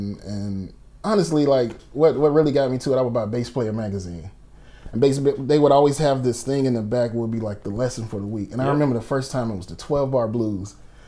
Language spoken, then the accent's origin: English; Atlanta, Georgia, United States; Born and raised in Atlanta.